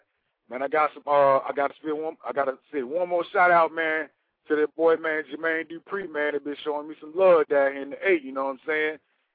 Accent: Memphis, Tennessee, United States; now in Atlanta, United States; I'm originally from Memphis. I'm in Atlanta right now

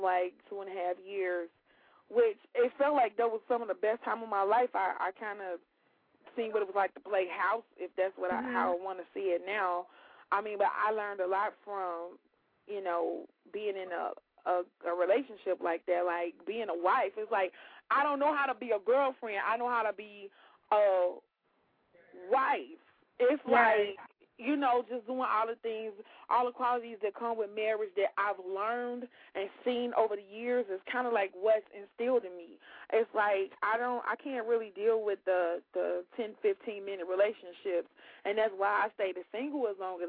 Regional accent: Chicago, Illinois, United States; I'm from the West Side. I was born on the West Side

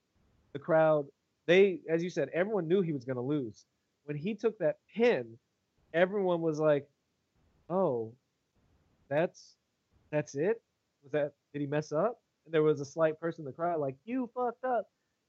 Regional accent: United States; I'm an American

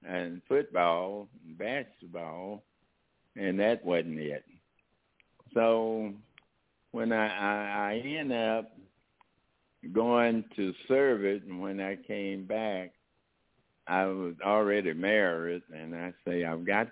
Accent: Texas, United States; moved away; also born or lived in Oakland, California; I started out from my hometown, Comerica, Texas, a very small

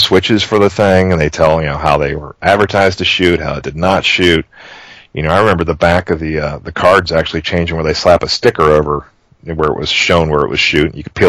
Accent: Cincinnati, Ohio, United States; I'm from Cincinnati.

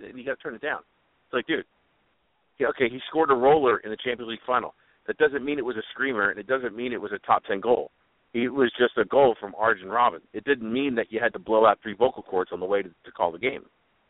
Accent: United States; Is it just because I'm American doesn't mean I don't know anything?

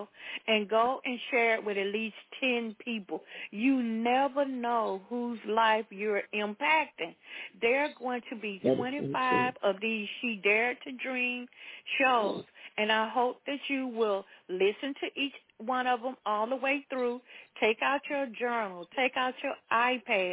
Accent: the South, United States; I grew up in the South

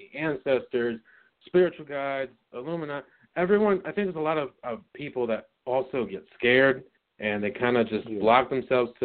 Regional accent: New York, United States; moved away as an adult; also born or lived in Florida; I moved back home from Florida to New York in August

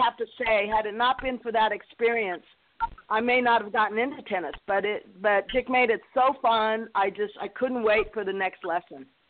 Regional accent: New Mexico, United States; played junior tennis in New Mexico

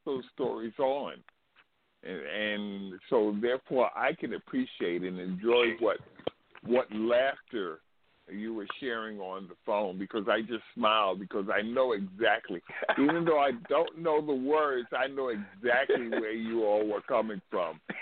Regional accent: Zambia; now in United States; I am from Zambia

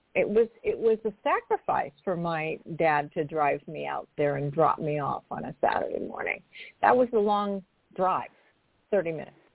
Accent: Portland, Oregon, United States; I am originally from Portland, Oregon, and I lived in uh, the suburbs of the city, which at that time, I grew up in the 60s

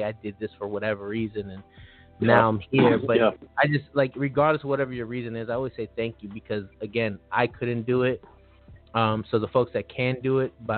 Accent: Los Angeles, California, United States; also born or lived in Maryland; it happened to a lot of my friends where we grew up around gangs. We grew up around a lot of things. And for me, I always got to escape. Like, I came back and forth from Maryland to L.A. because my parents were divorced. But I still got to experience stepping out of Los Angeles

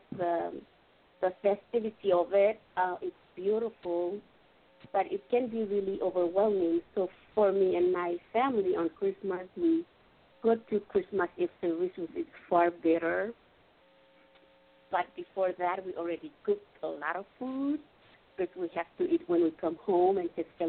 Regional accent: Palau; I am from the island of Palau

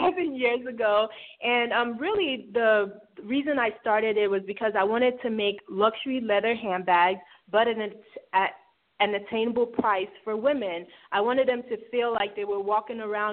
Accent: Lagos, Nigeria; also born or lived in Houston, Texas, United States; now in Atlanta, United States; Lagos. I'm from Lagos. I was born actually in Houston, Texas, but lived in Nigeria for most of my childhood. And then, then we moved here to the States and Atlanta.

